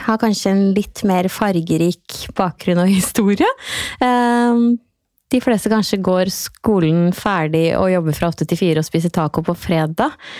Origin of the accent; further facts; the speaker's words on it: Trøgstad, Østfold, Norway; Jeg er jo fra Trøgstad.